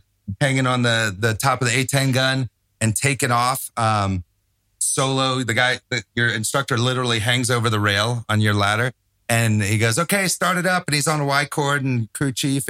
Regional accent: Tampa, Florida, United States; moved away; Tampa, which is my hometown

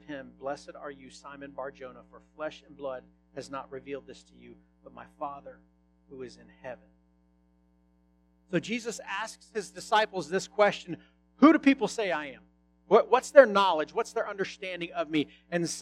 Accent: United States

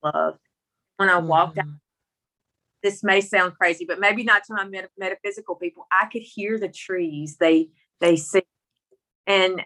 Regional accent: Mississippi, United States; accent: country; I'm from Mississippi with this country accent, but I grew up in the country

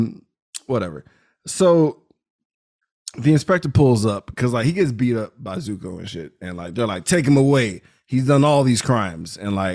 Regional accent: United States; I'm American.

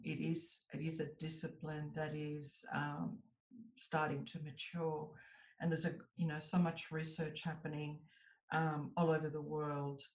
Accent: United States; now in Australia; I was born in the US. So I'm an American citizen by birth, but I'm an Australian citizen by descent

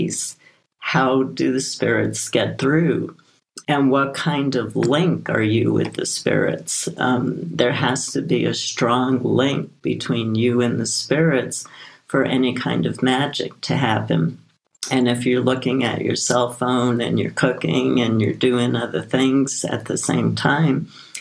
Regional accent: New York City, New York, United States; I grew up in Brooklyn, New York

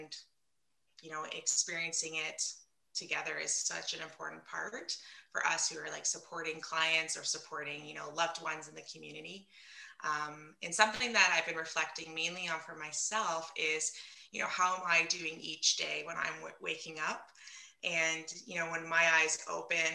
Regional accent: London, Ontario, Canada; I'm from London, Ontario, Canada

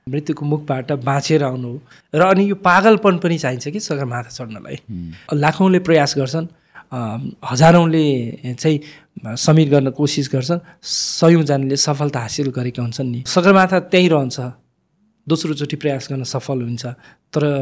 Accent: Lukla, Koshi Province, Nepal; moved away; हिमालसँग नजिक भएर सामिप्यता भएर म हुर्किएको मान्छे खुम्बुबा गाउँपालिका वडा नम्बर दुई लुक्लामा जन्मेको जुन चाहिँ सगरमाथा अवस्थित गाउँपालिका नै हो

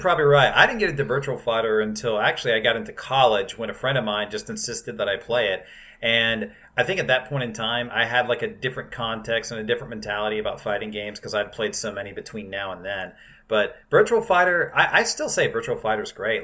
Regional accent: South Carolina, United States; when I was growing up in South Carolina

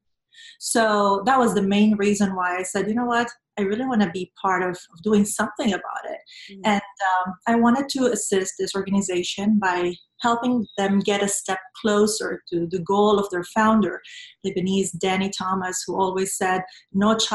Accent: Venezuela; moved away as an adult; I was born and raised in Venezuela

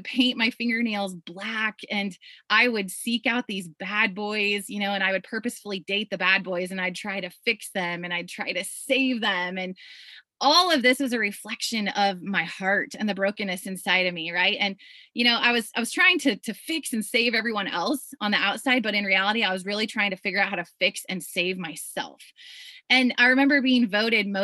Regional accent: Iowa, United States; I grew up in Iowa on a farm, on a little small farm

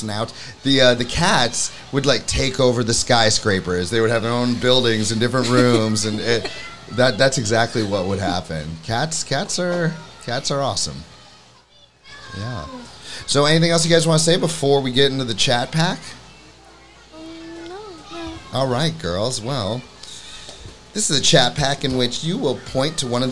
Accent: Florida, United States; moved away; I'm from Florida.

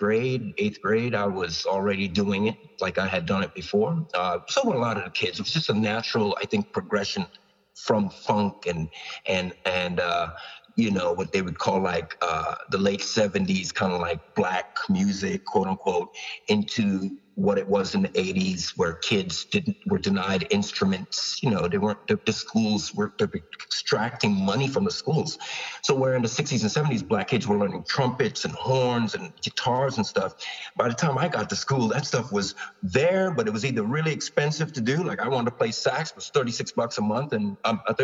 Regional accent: New York, United States; also born or lived in Long Island / Toronto; I was from New York

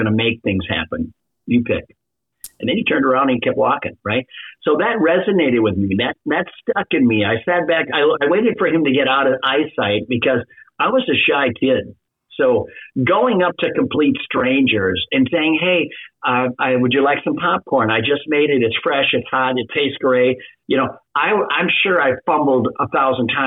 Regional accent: Minnesota, United States; I literally grew up in a small Midwestern town in Minnesota.

